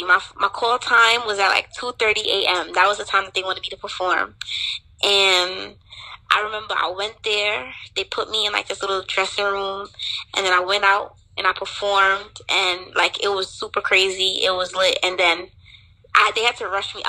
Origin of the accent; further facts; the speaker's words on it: New York City, New York, United States; also born or lived in Trinidad; I was born in New York, but my mom and my dad, they always were, like, heavily invested in the culture, so I always used to go back and forth from Trinidad and New York growing up